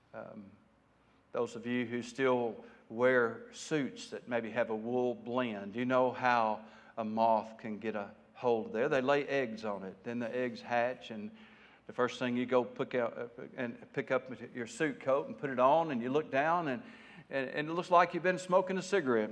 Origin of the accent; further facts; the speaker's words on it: United States; as American people folk